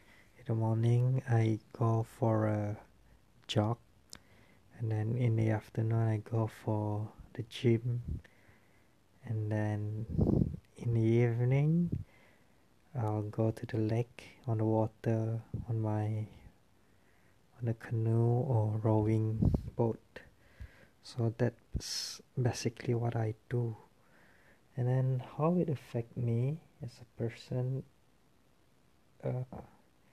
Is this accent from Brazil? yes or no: no; Kuching, Sarawak, Malaysia; I come from Sarawak, from Kuching